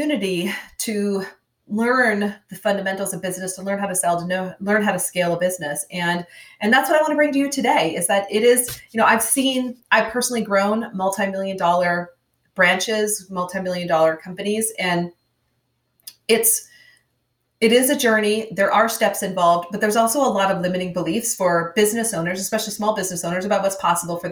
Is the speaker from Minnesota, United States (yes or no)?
yes; Minnesota, United States; I'm from Minnesota, grew up on the farm.